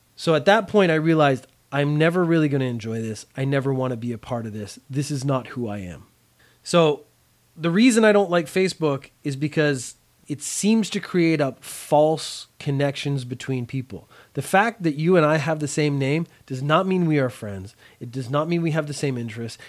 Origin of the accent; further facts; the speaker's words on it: Canada; as a Canadian, we don't study a lot of American history